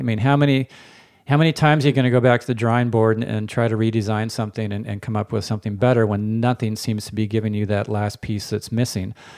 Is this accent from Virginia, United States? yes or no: no; Palo Alto, California, United States; I grew up in Palo Alto before it was Silicon Valley